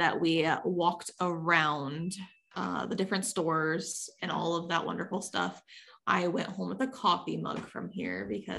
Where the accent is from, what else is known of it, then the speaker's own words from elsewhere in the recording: Ohio, United States; I'm from Ohio.